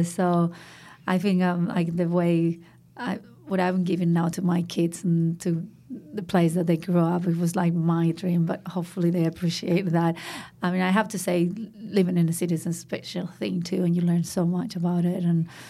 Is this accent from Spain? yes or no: yes; Madrid, Community of Madrid, Spain; So I grew up in Madrid, which is the capital of Spain, a big city, and in the center of Madrid.